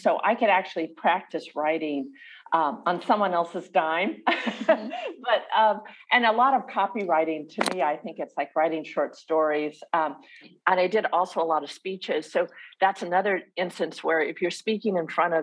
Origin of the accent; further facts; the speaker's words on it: Southern California, United States; accent: American; I grew up in Southern California.